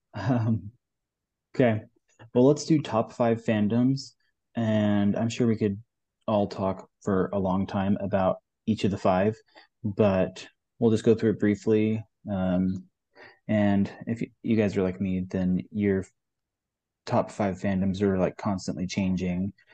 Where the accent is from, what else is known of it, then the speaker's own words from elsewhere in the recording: Western Canada, Canada; moved away as an adult; also born or lived in Utah; now in Texas, United States; I grew up in Western Canada, rural town